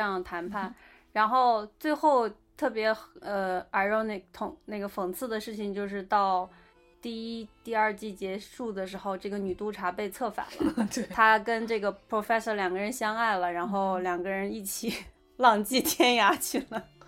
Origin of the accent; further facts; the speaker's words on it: China; 我们其实中国人很讲规矩